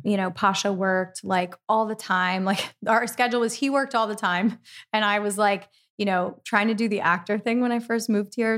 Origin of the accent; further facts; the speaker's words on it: East Coast, United States; I'm from the East Coast also